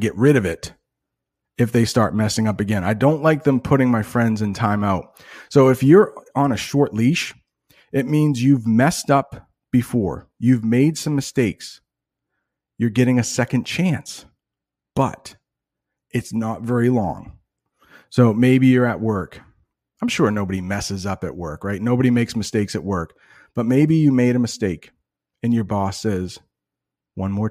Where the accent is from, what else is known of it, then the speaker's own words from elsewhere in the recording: United States; I'm an American.